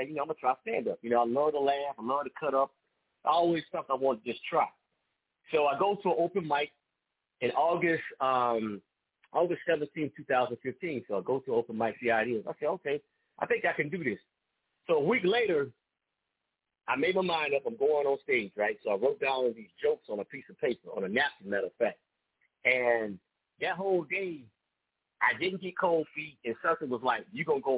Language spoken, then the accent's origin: English; Raleigh, North Carolina, United States; now in Durham, United States; I'm from Raleigh, but I live in Durham.